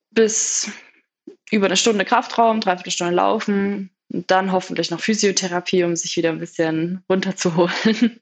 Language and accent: German; Feucht, Bavaria, Germany; Meine Eltern waren zur damaligen Zeit Vorstände bei den Bogenschützen in Feucht. Das ist bei Nürnberg, für die, die Feucht nicht kennen. Das ist, glaube ich, eine Hochburg, ne? was Bogenschießen angeht. es gibt auf jeden Fall einen großen Bogensportverein dort, ja. Und ich bin quasi auf dem Bogenplatz aufgewachsen